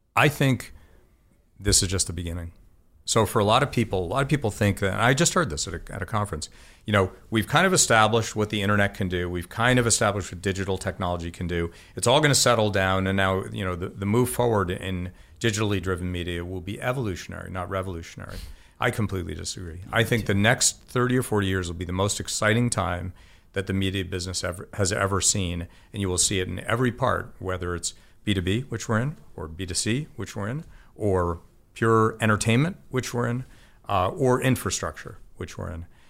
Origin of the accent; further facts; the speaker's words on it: South Orange, New Jersey, United States; also born or lived in Boston, Massachusetts; I grew up in Boston and then New Jersey